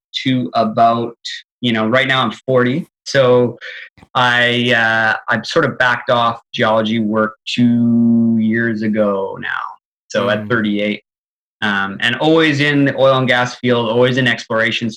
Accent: Calgary, Alberta, Canada; Born in Calgary, born to like parents that were super, super active.

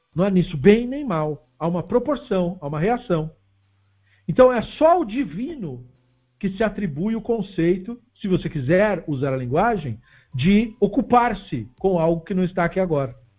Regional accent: Brazil; somos brasileiros

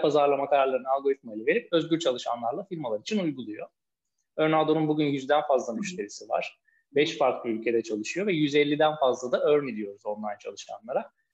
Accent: Tekirdağ, Turkey; now in Istanbul, Turkey; Üsk, İstanbul'da oturuyorum. Tekirdağlıyım

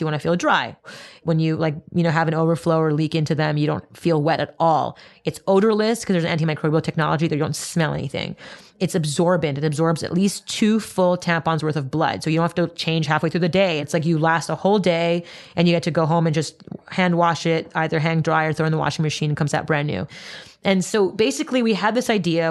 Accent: Montreal, Quebec, Canada; I grew up in Montreal, Canada

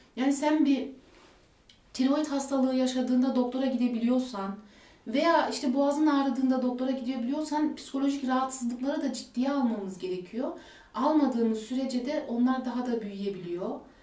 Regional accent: Germany; Almanya'da doğdum, büyüdüm

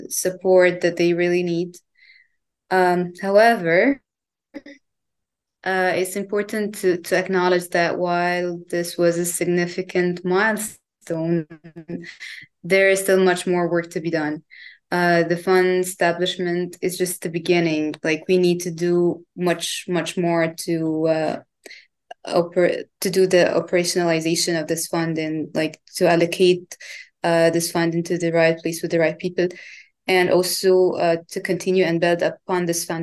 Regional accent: Cairo, Cairo Governorate, Egypt; moved away as an adult; also born or lived in United Kingdom; I'm originally from Cairo, Egypt.

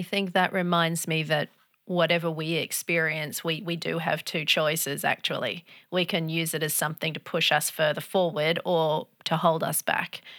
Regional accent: Australia; also born or lived in Europe; I'm Australian, but I have an English heritage.

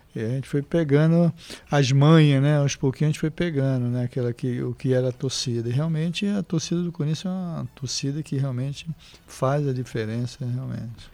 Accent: Olinda, Pernambuco, Brazil; moved away as an adult; also born or lived in Recife, Brazil / São Paulo, Brazil; eu morei em Recife, né, no bairro Santo Amaro. Aí depois fui morar em Olinda com meu pai

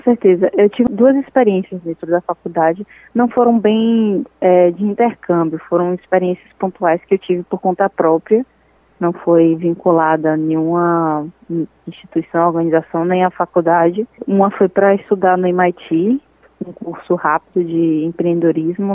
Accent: Salvador, Bahia, Brazil; eu ser nascida e criada em Salvador

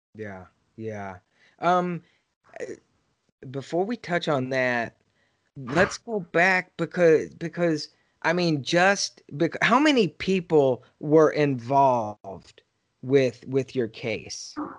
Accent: Texas, United States; I grew up in Texas and right now I'm in San Antonio

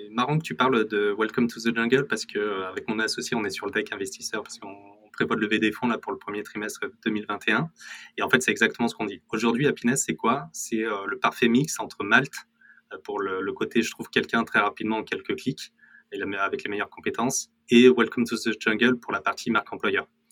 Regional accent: Corrèze, Nouvelle-Aquitaine, France; je viens de Corrèze et je suis très fier de venir de Corrèze.

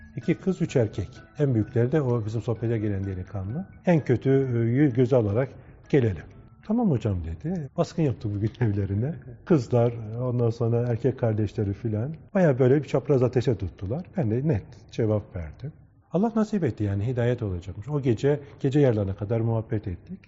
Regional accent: Çanakkale, Turkey; born or raised there; moved away

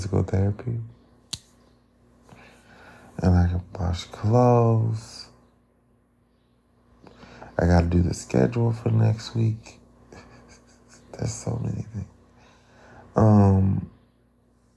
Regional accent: United States; being African American

